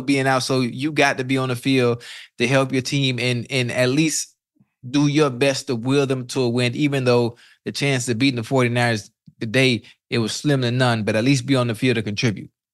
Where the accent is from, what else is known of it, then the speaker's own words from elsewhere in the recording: Miami, Florida, United States; I'm from Liberty City